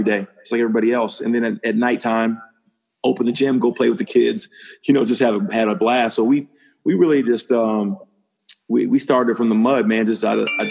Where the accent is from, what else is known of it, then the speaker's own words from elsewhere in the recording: about 20 minutes from the Bronx, New York, United States; moved away as an adult; also born or lived in Connecticut / Irvine, California / Compton, California; I'm from New York, about 20 minutes away from the Bronx.